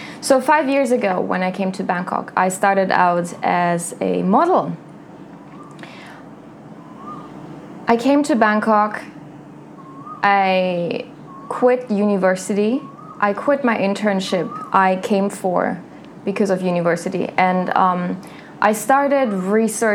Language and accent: English; a small town in southern Germany, Germany; I am from a small town in Germany, from southern Germany. And in my hometown, most girls, they marry young.